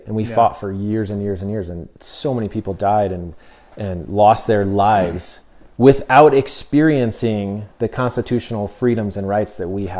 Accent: United States; And so as American, you know, I didn't really think much about these things, you know, our constitutional rights and things.

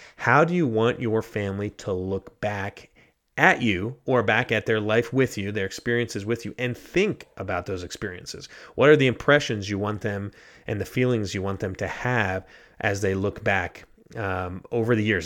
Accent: United States; moved away as an adult; also born or lived in Ghana; live my life as a, as an American in Ghana.

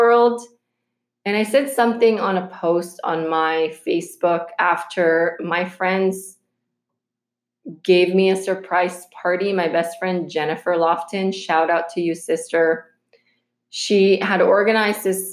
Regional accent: Philippines; moved away; when we were growing up in the Philippines

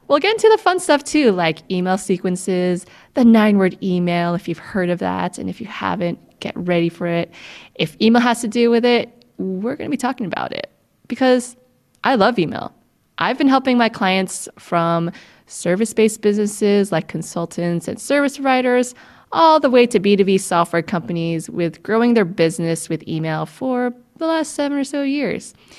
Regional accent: United States; I'm Filipino American

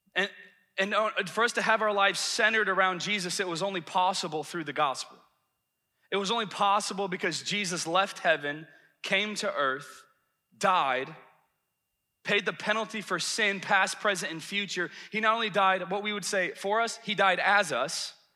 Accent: the South, United States; moved away; I'm from the South

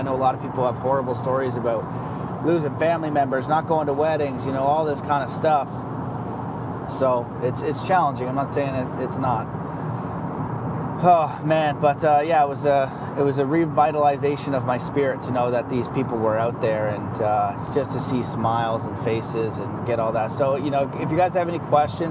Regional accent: Canada; we're all Canadian.

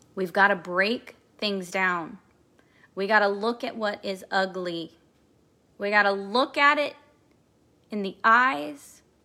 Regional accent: Kansas City, Missouri, United States; I'm from Kansas City, Missouri

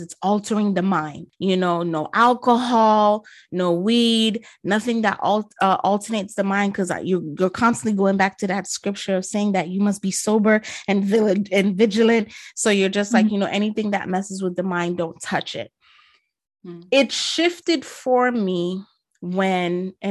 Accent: New York City, New York, United States; I'm a New Yorker, so I'm using the slang terms

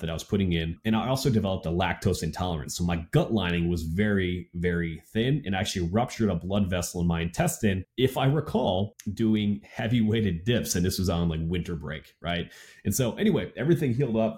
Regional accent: Wisconsin, United States; growing up in Wisconsin

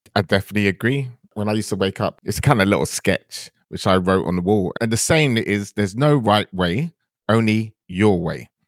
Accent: London, United Kingdom; also born or lived in Antigua; I grew up in, uh, northwest London in the area.

